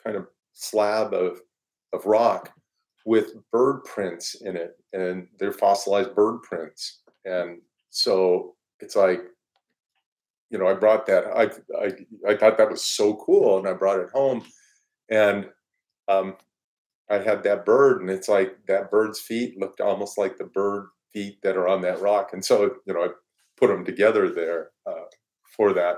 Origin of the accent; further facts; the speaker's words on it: Denver, Colorado, United States; I grew up in Denver area and in Colorado